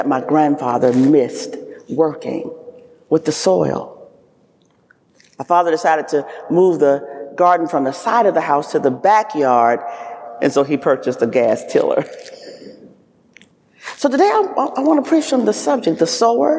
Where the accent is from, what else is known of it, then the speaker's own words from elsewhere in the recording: the South, United States; I am a Southerner.